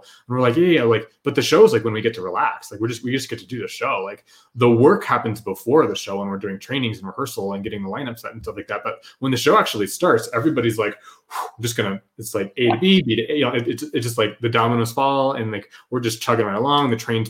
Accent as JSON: {"language": "English", "town": "Houston", "region": "Texas", "country": "United States", "lives_now": "Las Vegas, United States", "said": "well, I'm from Houston, but I live in Vegas, even though we'd been there, you know, for years and years and years."}